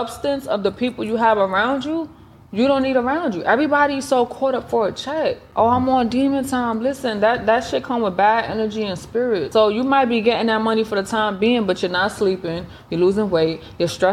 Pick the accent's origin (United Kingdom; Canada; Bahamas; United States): United States; New York City, New York; moved away as an adult; now in Atlanta, United States; I'm from New York. I'm from the Bronx, New York